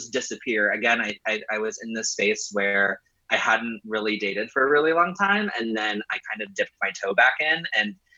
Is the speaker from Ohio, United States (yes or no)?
yes; Ohio, United States; moved away as an adult; now in New York, United States; I grew up in Ohio, and in college